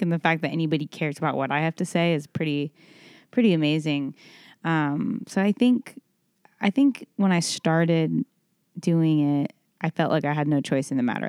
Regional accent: Dallas, Texas, United States; born or raised there; moved away as an adult; now in Nashville, United States

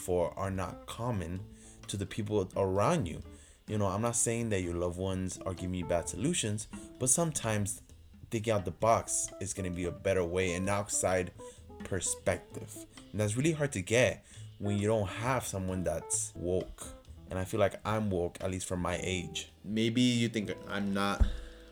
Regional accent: Puerto Rico; moved away as an adult; now in United States; I grew up in Puerto Rico in my high school and middle school days.

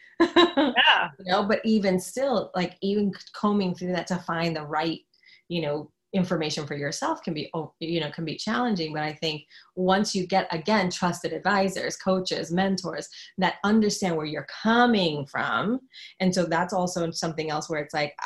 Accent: New York, United States; I'm from New York

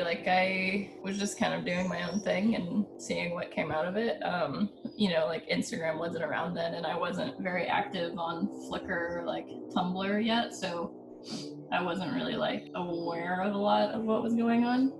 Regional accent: Ohio, United States; now in San Francisco, United States; I grew up in Ohio, so it was really quiet in the suburbs.

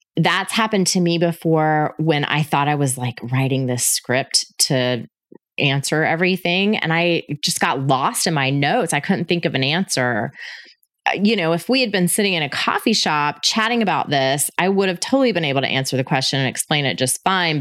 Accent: Panama City, Florida, United States; moved away as an adult; also born or lived in Denver, Colorado; I was born and raised in Panama City, Florida

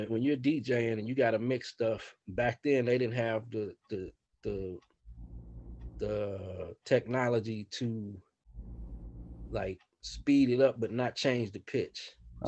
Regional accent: Oakland, California, United States; I grew up in West Oakland

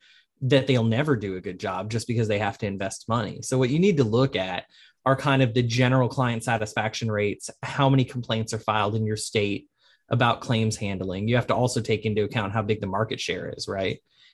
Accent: New Orleans, Louisiana, United States; I'm from New Orleans. We don't really have a lot of baseball, and New Orleans typically hates people from Atlanta

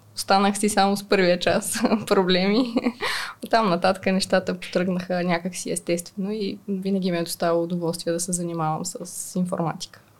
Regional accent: Smolyan, Smolyan Province, Bulgaria; moved away as an adult; now in Sofia, Bulgaria; аз съм от Смолян, израснала съм в Смолян, учила съм в Смолян и в последствие дойдох в София за висшето си образование и така и си останах в, в София

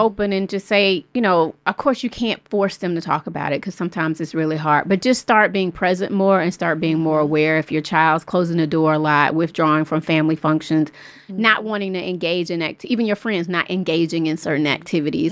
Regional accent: Atlanta, Georgia, United States; my best friend who I grew up with in Southwest Atlanta since middle school

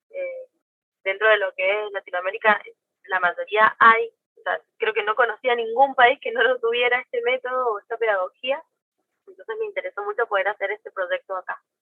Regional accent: Argentina; De Argentina.

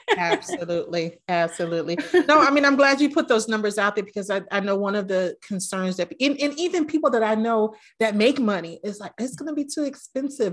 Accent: New York City, New York, United States; I grew up in New York, in the Bronx

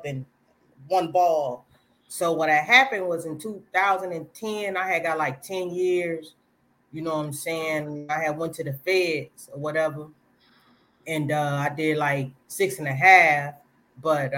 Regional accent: Peoria, Illinois, United States; I'm from Peoria, Illinois

